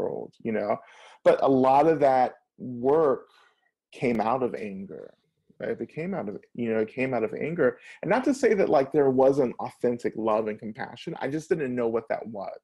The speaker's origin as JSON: {"language": "English", "region": "the South", "country": "United States", "tie": "born or raised there", "said": "I grew up in the South, so I'm really influenced by Southern culture"}